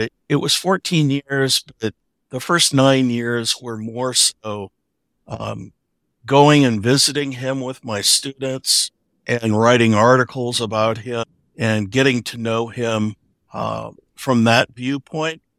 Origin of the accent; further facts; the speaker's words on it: Omaha, Nebraska, United States; I grew up in Omaha, which is where Warren Buffett grew up